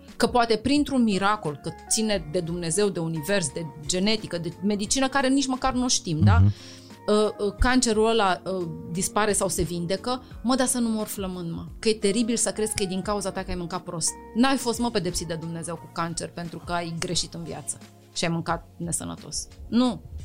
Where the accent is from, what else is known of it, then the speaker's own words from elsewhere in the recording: Romania; noi ca români